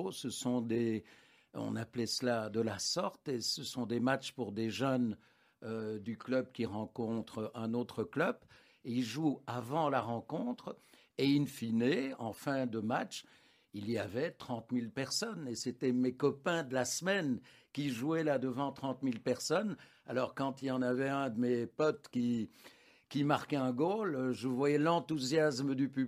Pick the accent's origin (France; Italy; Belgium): Belgium; Anderlecht, Brussels-Capital Region; j'ai vécu toute mon enfance en Derlecht.